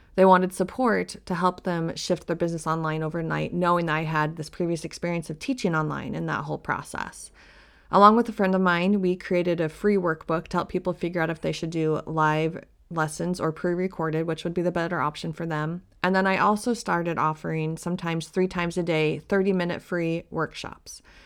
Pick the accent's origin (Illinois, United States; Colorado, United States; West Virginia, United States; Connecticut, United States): Colorado, United States; moved away as an adult; also born or lived in Salt Lake City, Utah; I moved from my hometown in Colorado to Salt Lake City